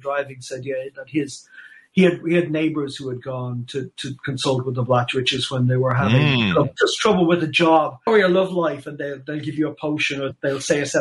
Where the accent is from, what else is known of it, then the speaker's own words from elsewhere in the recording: Ireland; being Irish.